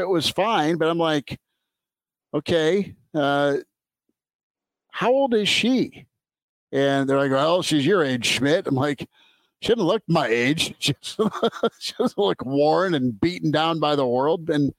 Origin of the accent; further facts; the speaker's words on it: Nebraska, United States; I'm from Nebraska.